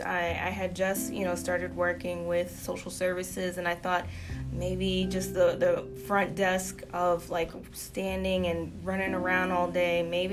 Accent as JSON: {"language": "English", "area": "Fairfax County", "region": "Virginia", "country": "United States", "tie": "born or raised there", "also_born_or_lived": "Spotsylvania, Virginia / Fredericksburg, Virginia", "said": "I was born in Fairfax County, and growing up, being near D.C. was a lot for us to, you know, not have to worry about a car. But as I came into my teenage years, we came down to the area of Spotsylvania and Fredericksburg"}